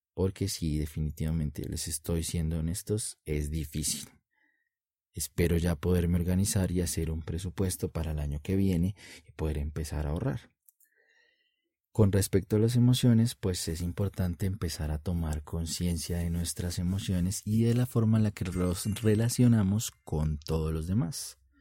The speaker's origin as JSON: {"language": "Spanish", "country": "Colombia", "said": "en mi país, Colombia"}